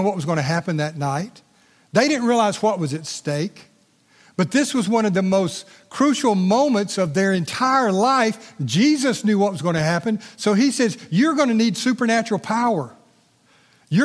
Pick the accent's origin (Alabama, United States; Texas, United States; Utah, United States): Alabama, United States; Evergreen; I grew up in Evergreen, Alabama.